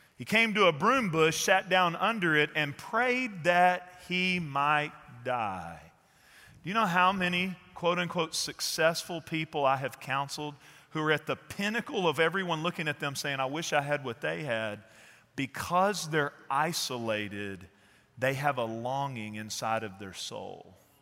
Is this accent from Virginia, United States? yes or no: no; Fort Worth, Texas, United States; I'm from Fort Worth too